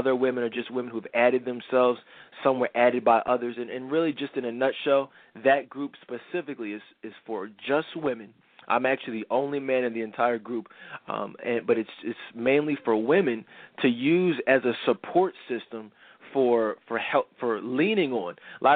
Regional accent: Philadelphia, Pennsylvania, United States; I'm from the Philly area

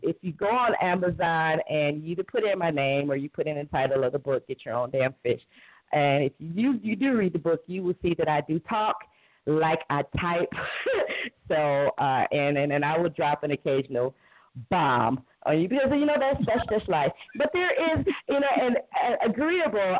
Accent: Cleveland, Ohio, United States; I was born and raised in inner city Cleveland

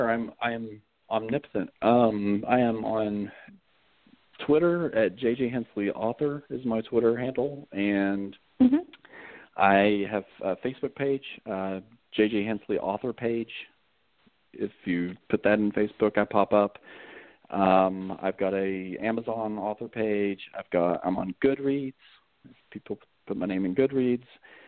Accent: West Virginia, United States; also born or lived in Pennsylvania; I mean, my wife is originally from Poland. I'm originally from West Virginia. But we've lived up north. We've lived in Virginia. We've lived in Pennsylvania. We've moved around

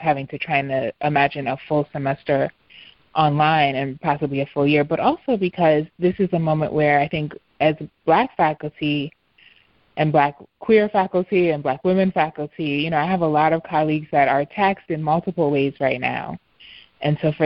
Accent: New York City, New York, United States; moved away as an adult; now in Philadelphia, United States; your birthplace change and even disappear. You know, parts of Harlem have disappeared

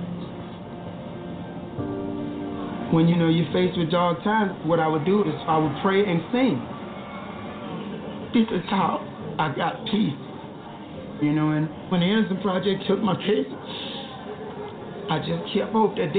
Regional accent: Louisiana, United States; I'm from Louisiana.

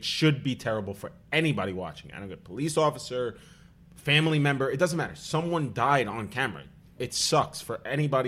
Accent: New York City, New York, United States; I grew up in Staten Island

